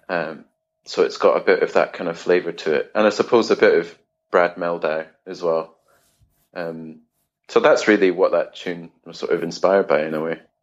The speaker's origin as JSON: {"language": "English", "town": "Edinburgh", "region": "Scotland", "country": "United Kingdom", "tie": "born or raised there", "also_born_or_lived": "London / Bergen", "moved": "as an adult", "said": "I grew up in Edinburgh, in Scotland"}